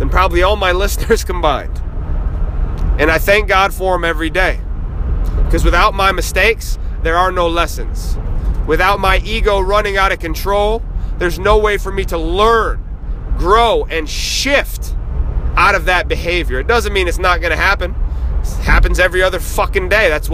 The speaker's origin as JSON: {"language": "English", "region": "Northeast", "country": "United States", "tie": "born or raised there", "said": "We're from the Northeast"}